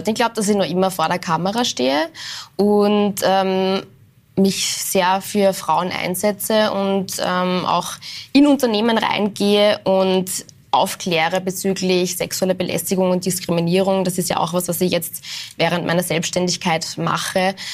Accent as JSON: {"language": "German", "town": "Linz", "region": "Upper Austria", "country": "Austria", "lives_now": "Vienna, Austria", "said": "Im Herzen werde ich immer die Linzerin sein."}